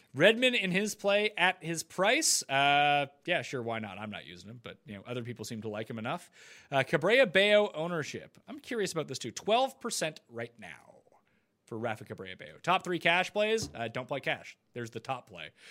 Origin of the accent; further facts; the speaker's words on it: Canada; I'm Canadian